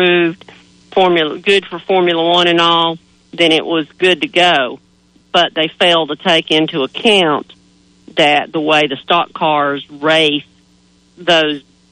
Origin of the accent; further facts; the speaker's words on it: Canton / Haywood County area, North Carolina, United States; moved away; my hometown and county